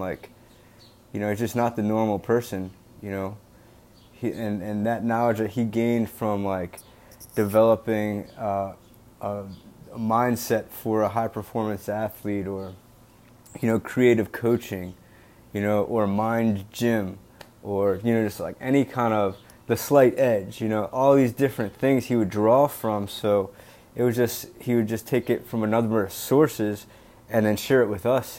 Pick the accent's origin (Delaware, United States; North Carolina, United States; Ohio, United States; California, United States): Delaware, United States; now in Boston, United States; I currently live in Boston, Massachusetts. I'm from Delaware